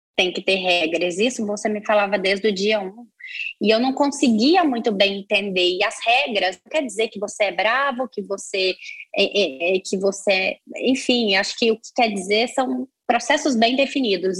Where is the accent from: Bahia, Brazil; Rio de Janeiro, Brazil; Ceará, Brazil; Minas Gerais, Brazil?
Minas Gerais, Brazil; moved away as an adult; now in São Paulo, Brazil; eu venho de Minas, eu vim de Minas Gerais, moro em São Paulo, vai fazer nove anos